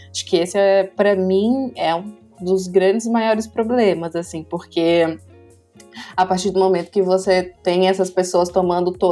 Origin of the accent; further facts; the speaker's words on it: Brasília, Federal District, Brazil; moved away as an adult; now in São Paulo, Brazil; Eu sou de Brasília, né?